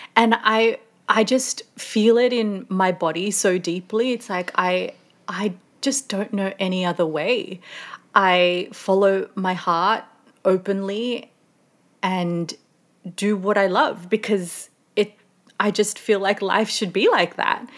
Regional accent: Sydney, New South Wales, Australia; moved away as an adult; also born or lived in Melbourne / London; I'm originally from Sydney

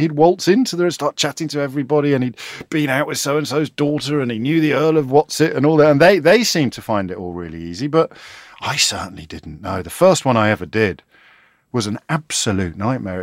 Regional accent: Kidderminster, West Midlands, United Kingdom; me growing up in Kidderminster

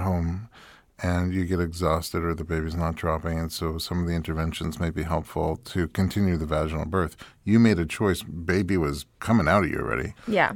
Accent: New York, United States; now in Los Angeles, United States; I'm from New York, and when I moved to LA, I became vegan

